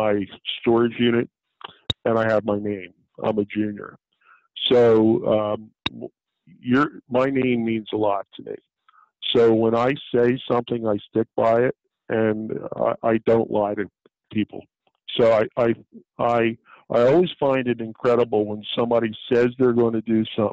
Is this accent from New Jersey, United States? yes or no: yes; Blackwood, New Jersey, United States; I'm a kid from Blackwood who was working dollar an hour at one time